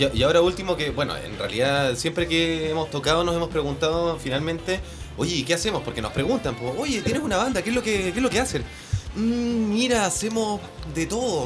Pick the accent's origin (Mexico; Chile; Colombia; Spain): Chile; Punta Arenas, Magallanes and Chilean Antarctica; moved away as an adult; now in Santiago, Chile; yo soy de Punta Arenas